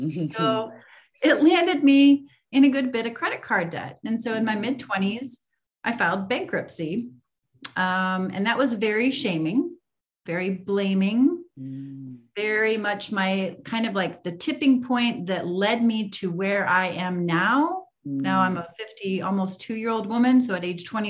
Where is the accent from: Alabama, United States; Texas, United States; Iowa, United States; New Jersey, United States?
Iowa, United States; I grew up in Iowa, middle of the country here in the United States